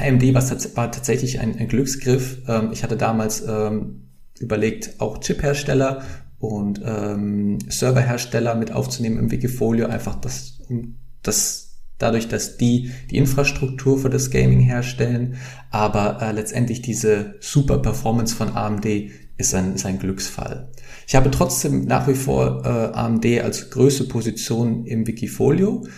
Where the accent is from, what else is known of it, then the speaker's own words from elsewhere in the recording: near Frankfurt, Hesse, Germany; moved away as an adult; now in Amsterdam, Netherlands; Ich komme aus, äh, aus der Nähe von Frankfurt ursprünglich, wohne aber jetzt in Amsterdam seit mehr als sechs Jahren